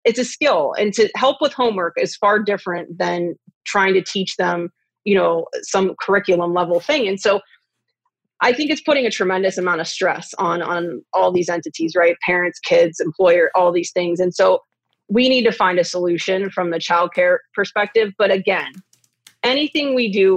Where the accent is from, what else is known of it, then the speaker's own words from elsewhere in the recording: Delmont, Pennsylvania, United States; also born or lived in Greensburg, Pennsylvania; I grew up in Delmont, Westmoreland County's